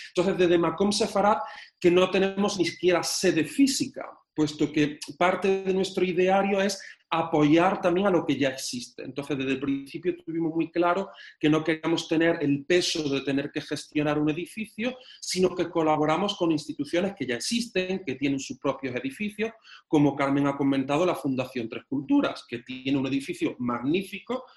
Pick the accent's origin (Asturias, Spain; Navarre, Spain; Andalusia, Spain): Andalusia, Spain; Córdoba; moved away as an adult; also born or lived in London; yo soy un cordobés que nace en Córdoba